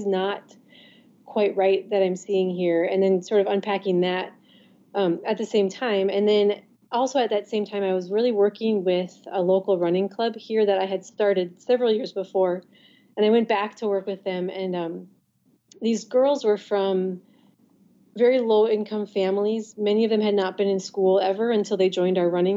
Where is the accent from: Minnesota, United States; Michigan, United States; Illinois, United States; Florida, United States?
Minnesota, United States; moved away as an adult; now in Somaliland; I'm from Minnesota originally.